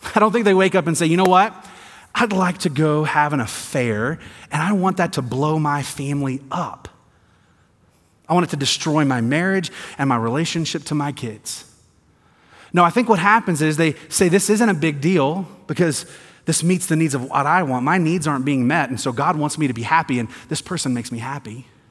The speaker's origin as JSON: {"language": "English", "region": "the South", "country": "United States", "tie": "born or raised there", "moved": "yes", "said": "I'm from the South, grew up in the South"}